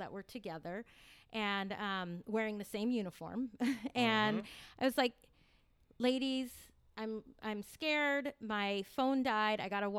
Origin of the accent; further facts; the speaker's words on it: Corralitos, California, United States; I grew up in Corrales